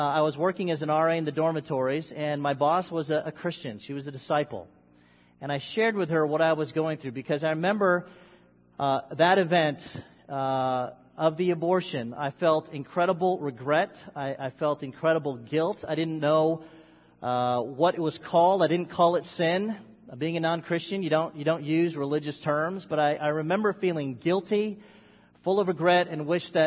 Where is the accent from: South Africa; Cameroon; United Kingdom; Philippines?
Philippines; I was born Filipino. I've always been Filipino. And I'm still Filipino.